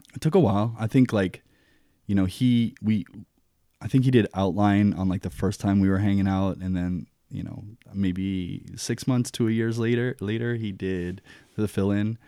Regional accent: Kailua, Hawaii, United States; moved away as an adult; also born or lived in Gainesville, Florida / Big Island, Hawaii / Seattle; I grew up in Kailua in Oahu

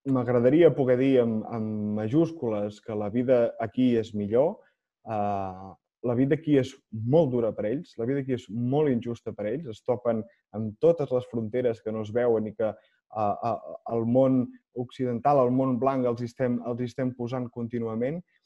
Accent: Olot, Catalonia, Spain; sóc d'Olot

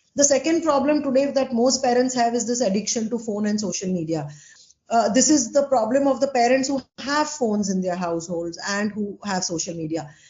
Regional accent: Ahmedabad, Gujarat, India; I'm from Ahmedabad

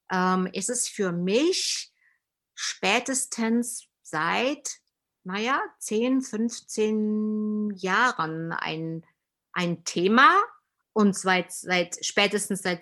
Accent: East Germany, Germany; Aber ich komme ja aus dem Osten und unser Mangel in der Tat ist der, wir haben einfach zu wenig Alltagserfahrung äh, mit Menschen, die Migrationserfahrungen

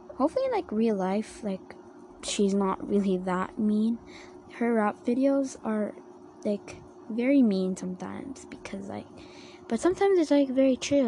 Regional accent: Philippines; I'm a Filipino and I mean I'm Asian myself

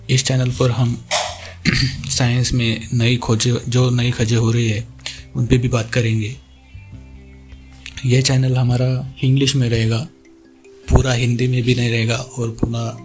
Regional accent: Maharashtra, India; और मैं महाराष्ट्र से हूँ मैं अभी इक्कीस साल का हूँ

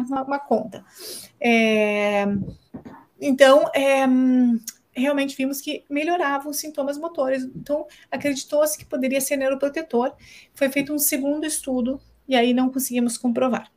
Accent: Balneário Camboriú, Santa Catarina, Brazil; Eu sou de Balneário Camboriú

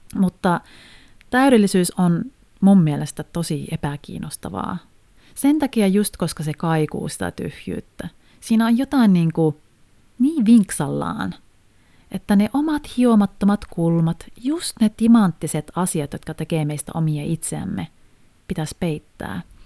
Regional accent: Haapavesi, North Ostrobothnia, Finland; mä oon itse siis Haaperveltä, tai sieltä tarkemmin Kumisavan kylästä

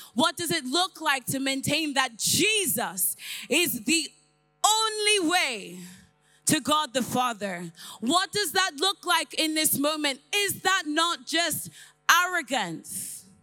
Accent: Ireland; accent: a bit of a mixture; also born or lived in London / Nigeria; I was born in London, raised in Ireland

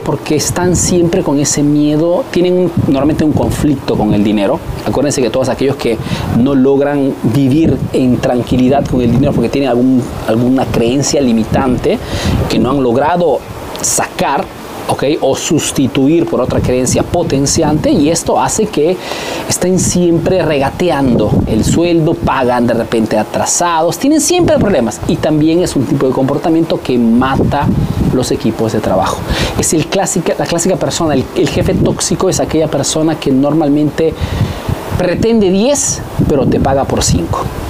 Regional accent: Peru; now in Italy

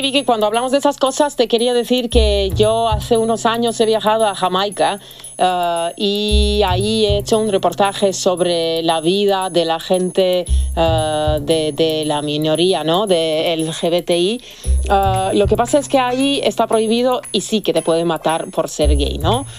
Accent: Serbia; moved away; yo soy de Serbia

